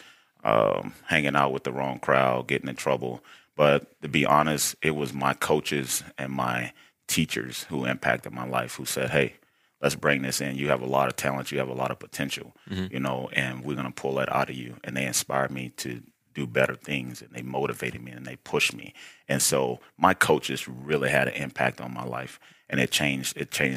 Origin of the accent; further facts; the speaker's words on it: Baton Rouge, Louisiana, United States; moved away as an adult; also born or lived in Wyoming / Idaho; I'm from, born and raised, Baton Rouge, Louisiana.